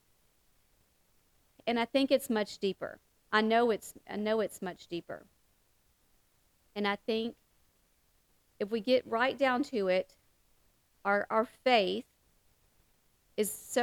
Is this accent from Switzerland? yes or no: no; the South, United States; that good old Catholic guilt that our mamas used to talk about and that we talk about in the South